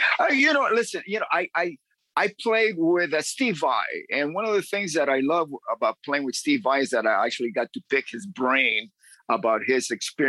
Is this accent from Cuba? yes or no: yes; Cuba; also born or lived in Miami; now in Los Angeles, United States; I'm originally from Cuba.